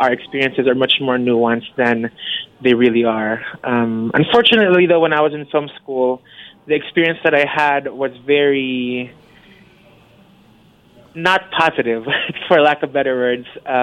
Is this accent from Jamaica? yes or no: no; Philippines; moved away; growing up in the Philippines